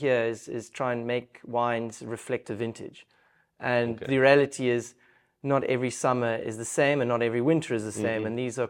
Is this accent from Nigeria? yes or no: no; Stellenbosch, Western Cape, South Africa; Especially growing up in the Stellenbosch region.